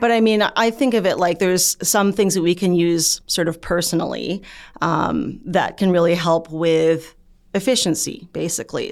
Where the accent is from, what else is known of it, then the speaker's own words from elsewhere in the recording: Canada; I'm Canadian born. Um, my parents were, you know, came from the Philippines